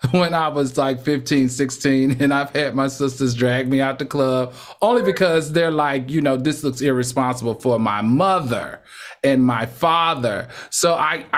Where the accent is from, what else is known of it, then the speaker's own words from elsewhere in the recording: New York, United States; I'm a New Yorker